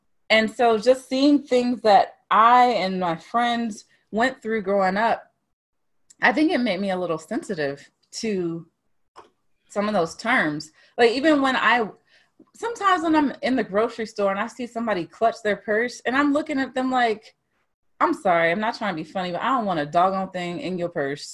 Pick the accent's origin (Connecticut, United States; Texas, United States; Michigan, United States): Texas, United States; Dallas, high school in Mansfield, Northeast; I grew up in Texas. Northeast Texas, some people say Texas ain't the South, whatever. Northeast Texas, Dallas, close to Louisiana